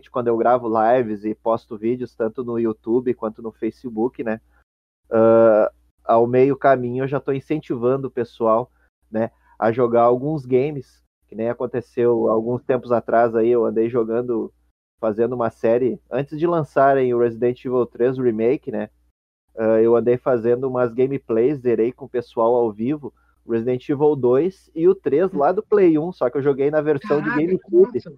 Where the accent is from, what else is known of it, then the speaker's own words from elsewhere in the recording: Rio Grande do Sul, Brazil; Bom, eu como sou natural aqui do Rio Grande do Sul, né?